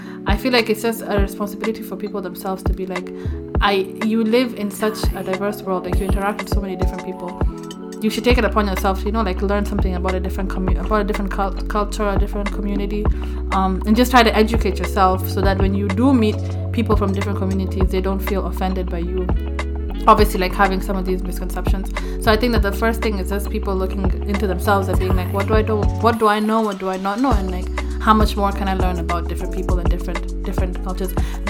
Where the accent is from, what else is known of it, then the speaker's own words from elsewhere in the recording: Kenya; being Kenyan